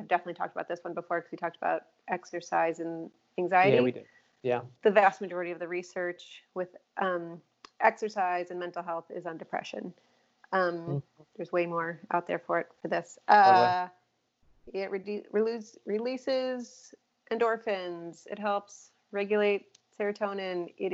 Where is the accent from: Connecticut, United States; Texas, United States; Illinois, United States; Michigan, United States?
Illinois, United States; Chicago; now in Austin, United States; I'm originally from Chicago